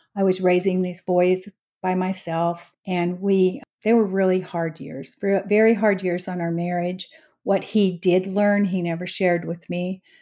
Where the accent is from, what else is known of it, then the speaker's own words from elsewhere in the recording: Utah, United States; moved away as an adult; now in Frisco, United States; I was born and raised in Utah